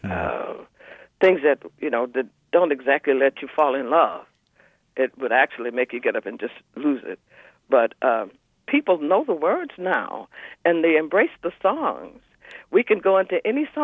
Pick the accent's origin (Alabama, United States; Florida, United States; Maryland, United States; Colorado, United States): Alabama, United States; moved away; I'm from Alabama. I'm a country girl that grew up in the city.